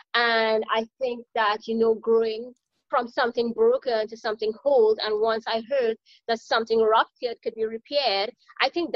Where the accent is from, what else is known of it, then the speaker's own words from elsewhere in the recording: Trinidad & Tobago; moved away; I am from Trinidad and Tobago in the Caribbean. So I'm an island girl